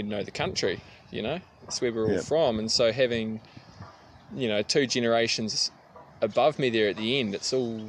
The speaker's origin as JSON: {"language": "English", "country": "New Zealand", "tie": "born or raised there", "said": "I'm from New Zealand, I was born here, I'll probably die here, and I'll probably live here all my life."}